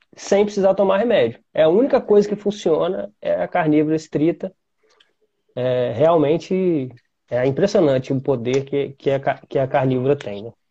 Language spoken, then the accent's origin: Portuguese; Vitória, Espírito Santo, Brazil; eu sou de Vitória, Espírito Santo